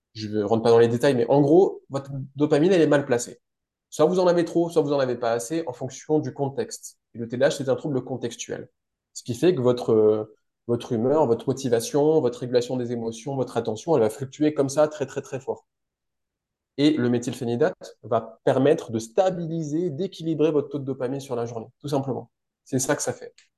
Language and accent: French; France; moved away as an adult; also born or lived in Strasbourg; now in Switzerland; Je suis français